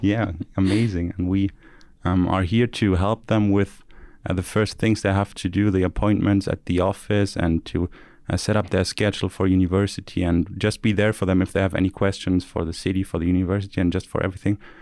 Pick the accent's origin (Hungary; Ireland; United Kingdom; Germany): Germany; Stuttgart, Baden-Württemberg; I'm from the H T M, I'm from Stuttgart